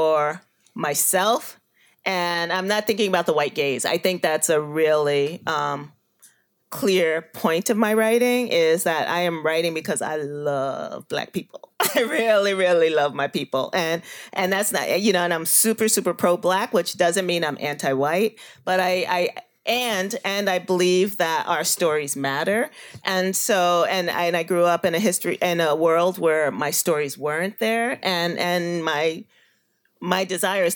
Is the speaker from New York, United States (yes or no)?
yes; New York City, New York, United States; I grew up in Bushwick, the old Bushwick